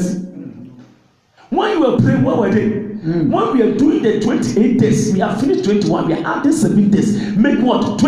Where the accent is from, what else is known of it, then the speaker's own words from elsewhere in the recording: Ghana; I'm not a Nigerian. I'm a Ghanaian.